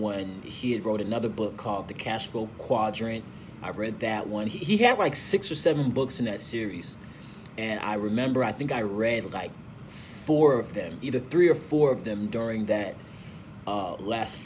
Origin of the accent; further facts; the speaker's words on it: St. Louis, Missouri, United States; also born or lived in Nigeria; I was actually born and raised in St. Louis